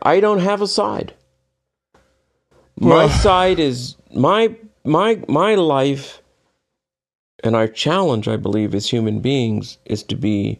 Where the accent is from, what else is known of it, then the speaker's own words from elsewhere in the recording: United States; every time somebody knew I was from the United States